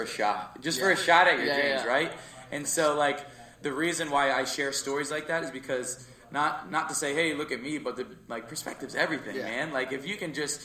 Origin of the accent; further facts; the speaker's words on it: Jersey Shore, New Jersey, United States; And then we moved to Jersey Shore. And so I spent the majority of my life, I'm 22. I spent all of high school, all of my school in Jersey Shore